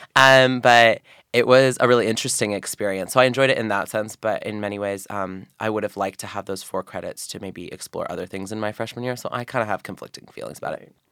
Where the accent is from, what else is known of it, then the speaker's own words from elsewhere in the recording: Oregon, United States; moved away as an adult; now in Philadelphia, United States; so I'm from Oregon.